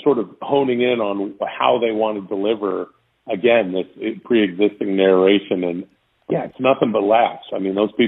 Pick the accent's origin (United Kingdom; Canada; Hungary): Canada; Vancouver, British Columbia; moved away as an adult; now in Los Angeles, United States; I'm from Vancouver, Canada